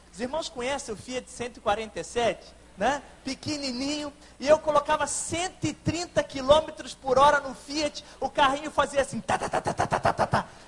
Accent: Barra do Piraí, Rio de Janeiro, Brazil; Eu sou de Barra do Piraí, aqui no interior do estado do Rio, da Segunda Igreja Batista

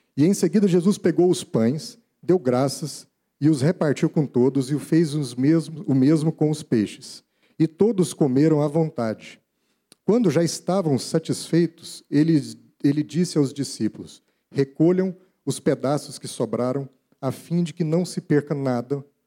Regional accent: Brazil; Como brasileiros

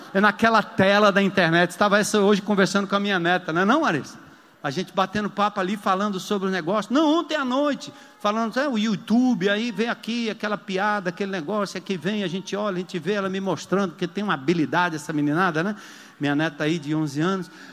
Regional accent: São Paulo, Brazil; eu sou paulista

